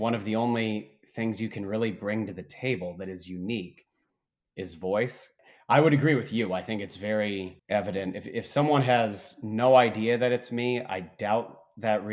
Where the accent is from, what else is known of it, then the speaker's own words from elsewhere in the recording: Bloomington, Indiana, United States; in Indiana, we have Lake Monroe near my hometown of Bloomington